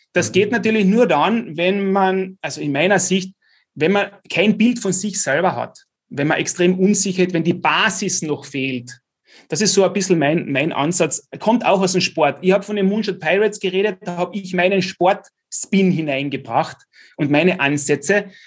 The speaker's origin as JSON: {"language": "German", "town": "Klagenfurt", "region": "Carinthia", "country": "Austria", "said": "als Klagenfurter mit KAC, VSV"}